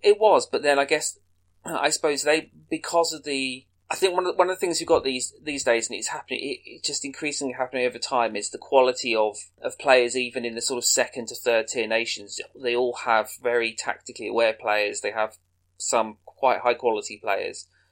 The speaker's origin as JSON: {"language": "English", "region": "England", "country": "United Kingdom", "said": "as an Englishman"}